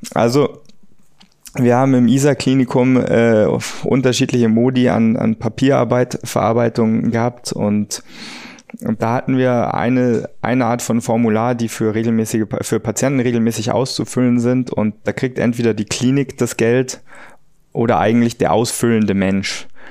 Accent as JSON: {"language": "German", "town": "Munich", "region": "Bavaria", "country": "Germany", "tie": "born or raised there", "also_born_or_lived": "United States", "said": "in Fahrreichweite von München äh, und meiner Heimat"}